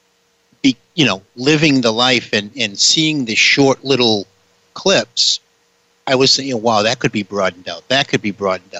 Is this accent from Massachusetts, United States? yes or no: yes; New Bedford, Massachusetts, United States; I'm from New Bedford, Massachusetts